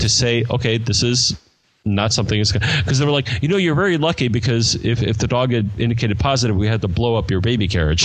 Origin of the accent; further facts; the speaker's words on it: United States; I'm an American.